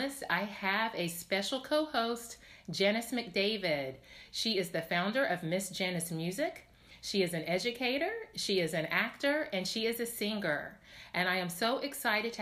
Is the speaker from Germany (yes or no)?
no; Tennessee, United States; I'm from Tennessee. We actually only grew up 2 hours away from one another